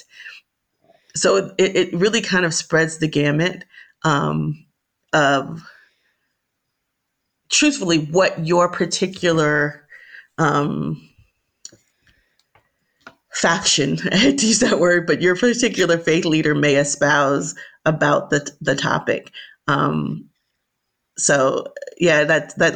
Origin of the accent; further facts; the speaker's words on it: Miami, Florida, United States; I was born and raised in Miami, Florida